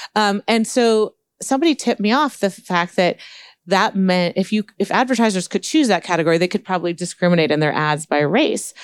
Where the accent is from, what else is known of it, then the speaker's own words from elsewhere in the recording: Palo Alto, California, United States; I grew up in Palo Alto and started programming in fifth grade.